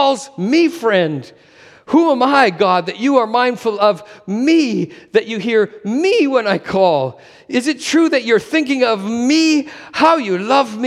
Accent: Canada; moved away as an adult; also born or lived in Asia / Alberta; Sherry and I had moved back to Canada, not living in my hometown

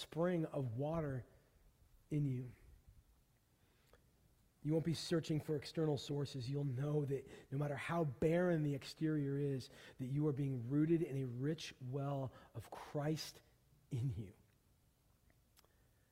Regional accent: Pacific Northwest, United States; I grew up in the Pacific Northwest.

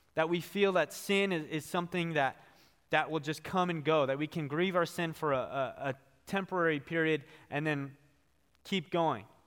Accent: Bakersfield, California, United States; now in Thousand Oaks, United States; I was born and raised in Bakersfield, California.

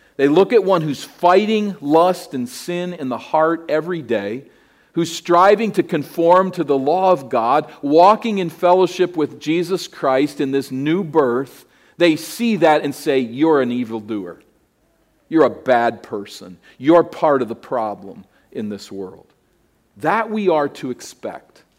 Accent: United States; my identity as an American

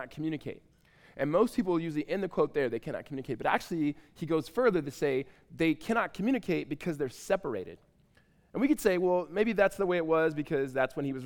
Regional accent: Southern California, United States; now in Tempe, United States; I'm from Southern California

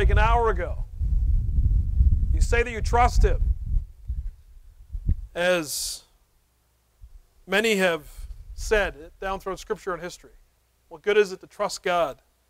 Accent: United States; as American, North American evangelicals

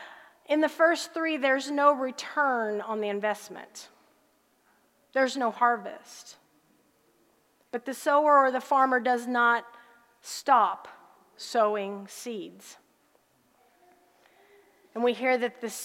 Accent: Harrisburg, Illinois, United States; moved away; also born or lived in Texas; I grew up in a little town in southern Illinois called Harrisburg

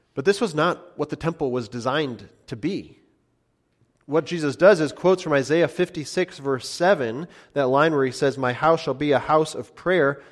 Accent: United States; as American Christians

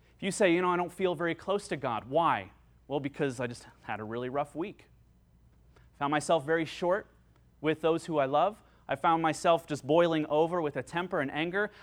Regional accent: United States; I'm an American.

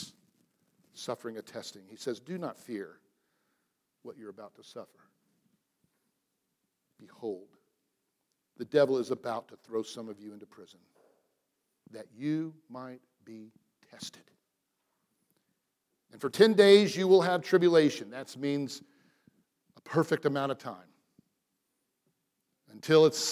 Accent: Atlanta, Georgia, United States; moved away as an adult; where I grew up in Atlanta, Georgia, to be a Christian

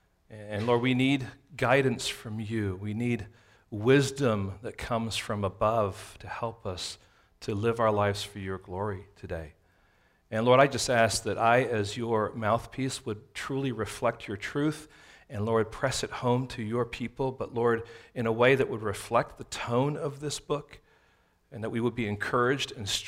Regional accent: San Francisco, California, United States; if someone asks you, where are you from? We're from San Francisco.

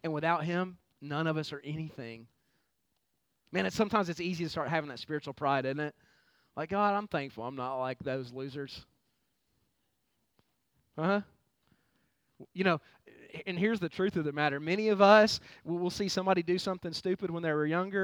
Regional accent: United States; I'm a proud American

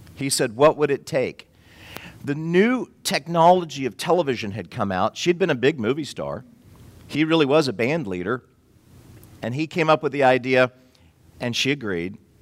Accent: Florida, United States; I'm from Florida

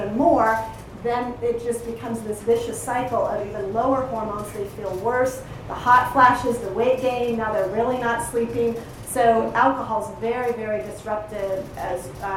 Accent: Colorado, United States; I come from Colorado

